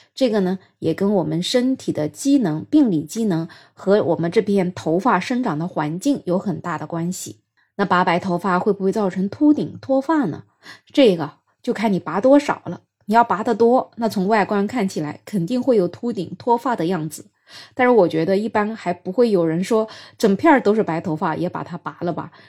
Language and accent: Chinese; China; 我们中国人